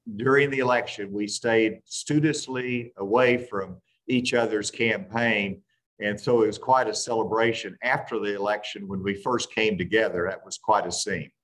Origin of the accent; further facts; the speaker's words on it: Arkansas, United States; a president from my home state